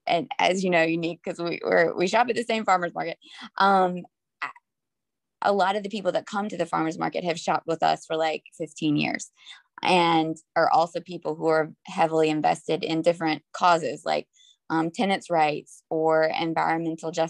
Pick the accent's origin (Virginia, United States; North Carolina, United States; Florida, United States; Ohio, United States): North Carolina, United States; also born or lived in Harlem, New York; now in New York, United States; I grew up in North Carolina, but I've been here for about 20 years